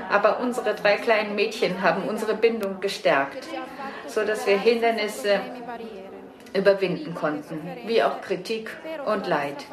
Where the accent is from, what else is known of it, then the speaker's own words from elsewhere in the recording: Casablanca, Casablanca-Settat, Morocco; Ich bin Marokkanerin aus Casablanca und muslimischen